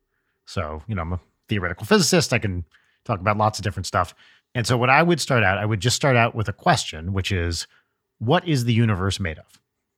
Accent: United Kingdom; accent: British; So in typical British fashion, of course, you can tell from my accent, we are here in the United Kingdom at a British university, or a uni, as we call it here.

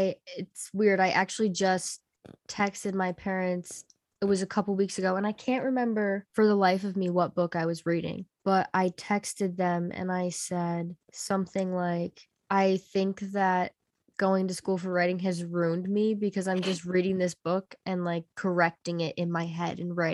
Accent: Buffalo, New York, United States; So I am currently living in my hometown of Buffalo, New York.

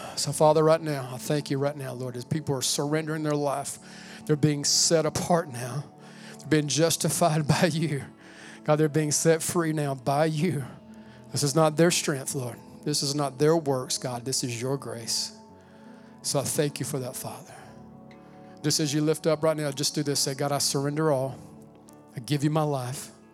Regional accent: United States; I'm American as they come.

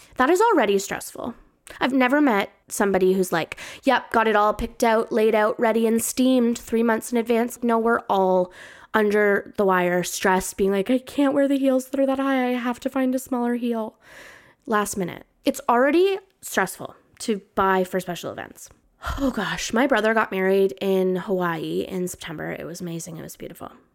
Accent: Canada; I'm Canadian

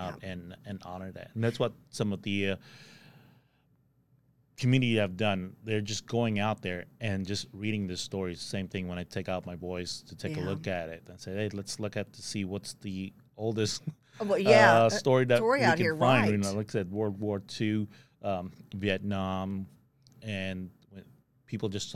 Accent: Philippines; also born or lived in California; now in Texas, United States; I'm an immigrant, and I've known Rotary even when I was in the Philippines

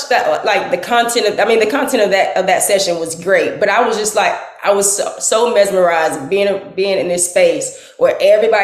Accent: Tallahassee, Florida, United States; I'm from Tallahassee

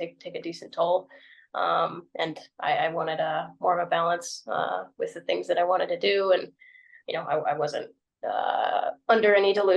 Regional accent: San Angelo, Texas, United States; now in Redondo Beach, United States; my hometown in San Angelo, Texas

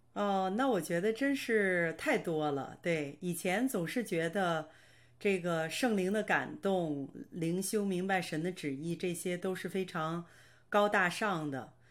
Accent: Baoding, Hebei, China; moved away as an adult; now in Canada; 我是今年四十九岁，呃，我是出生在河北保定，呃，我的爸爸是广东人，我的妈妈是天津人

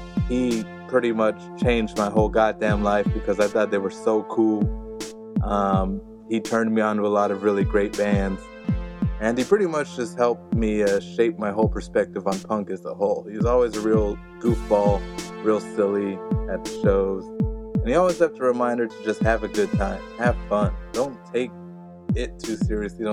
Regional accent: Hawaii, United States; moved away as an adult; growing up in Hawaii

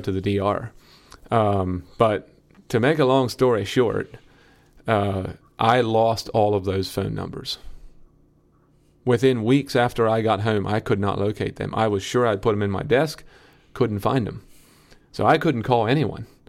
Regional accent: Lancaster County, Pennsylvania, United States; I'm from Lancaster County.

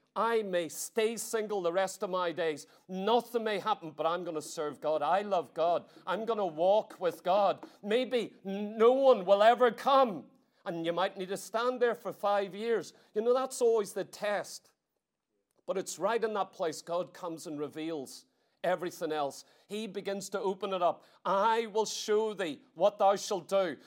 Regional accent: Ireland; I come all the way from Ireland

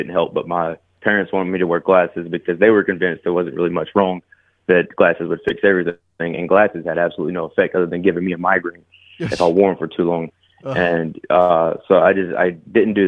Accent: near Greenville, Upstate South Carolina, United States; I grew up, I'm from South Carolina.

